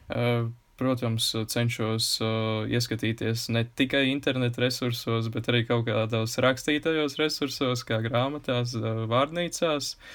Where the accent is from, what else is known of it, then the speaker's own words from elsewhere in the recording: Kuldīga, Kuldīga Municipality, Latvia; accent: Courland (clipped endings); es esmu no kurzemes un kuldīgs, mums ir raksturīgi norautās galotnes